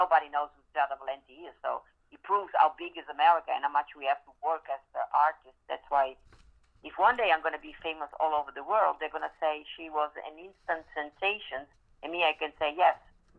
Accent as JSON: {"language": "English", "town": "Venice", "region": "Veneto", "country": "Italy", "tie": "born or raised there", "also_born_or_lived": "New York City, United States / Netherlands", "second_language": "English", "moved": "as an adult", "lives_now": "Las Vegas, United States", "said": "I spent 11 years in New York, which it's a kind of a big change for somebody born and raised in Venice"}